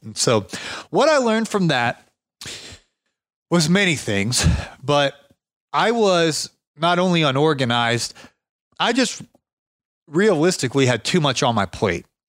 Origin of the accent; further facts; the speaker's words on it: Ohio, United States; moved away; I was from Ohio